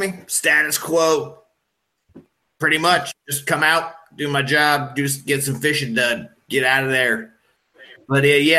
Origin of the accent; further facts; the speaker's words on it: Wisconsin, United States; moved away; Wisconsin. But I dropped that fucking accent, made me sound like a goddamn moron.